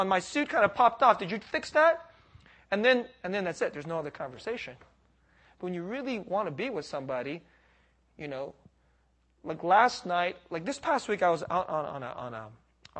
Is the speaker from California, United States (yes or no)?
yes; San Jose, California, United States; also born or lived in Boston / Philadelphia; I grew up here in San Jose